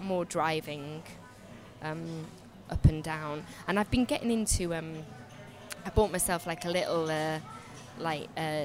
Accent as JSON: {"language": "English", "region": "North Wales", "country": "United Kingdom", "moved": "yes", "said": "we're from North Wales."}